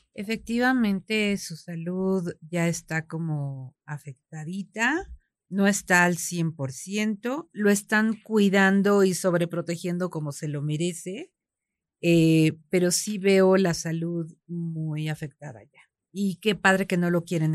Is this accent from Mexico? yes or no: yes; Mexico